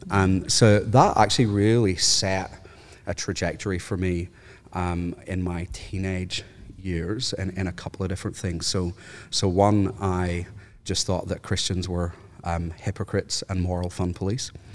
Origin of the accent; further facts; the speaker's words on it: Northern Ireland, United Kingdom; moved away as an adult; now in Australia; I'm from Northern Ireland